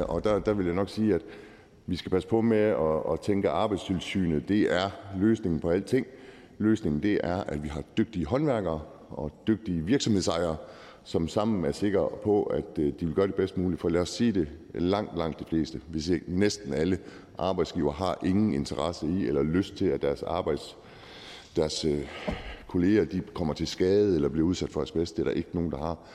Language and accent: Danish; Aalborg, North Denmark Region, Denmark; som aalborgenser